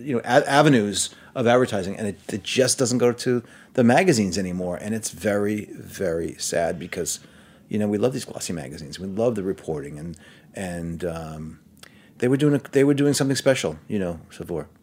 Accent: New York City, New York, United States; moved away as an adult; also born or lived in Manhattan, New York; I'm from Brooklyn, and I've lived in Manhattan since college

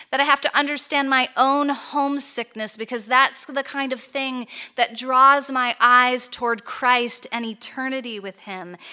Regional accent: United States; moved away as an adult; also born or lived in Chicago; now in Toronto, Canada; I grew up in the States

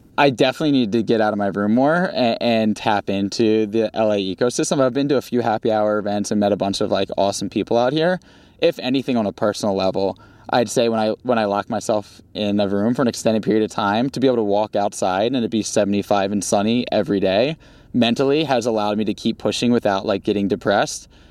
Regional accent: Baltimore, Maryland, United States; accent: Baltimore; moved away as an adult; now in Los Angeles, United States; my Baltimore accent

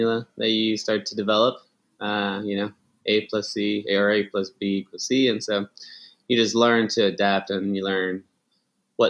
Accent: El Paso, Texas, United States; moved away as an adult; also born or lived in Ciudad Juárez, Mexico / Austin, Texas; now in New York, United States; I was born in El Paso

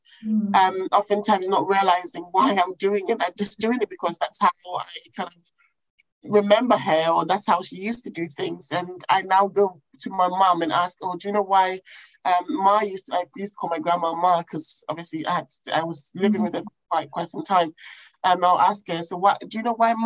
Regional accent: Ghana; also born or lived in England; now in London, United Kingdom; I went to Ghana when I was about 5. And I stayed with my grandmother for quite some time whilst my mum stayed in England to work.

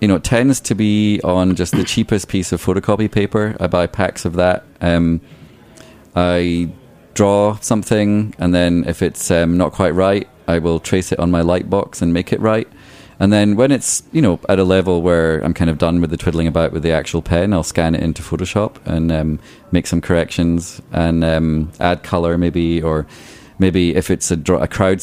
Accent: Scotland, United Kingdom; born or raised there; now in New York City, United States

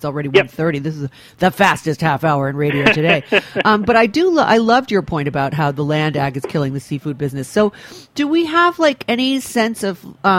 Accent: Rhode Island, United States; I come from a fishing community. I'm from Rhode Island

